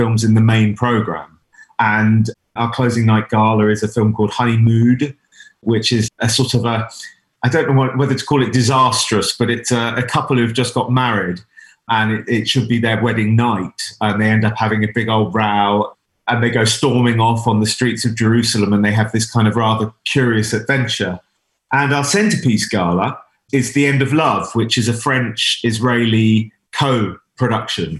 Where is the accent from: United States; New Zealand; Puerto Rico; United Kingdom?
United Kingdom; as a British Jewish filmmaker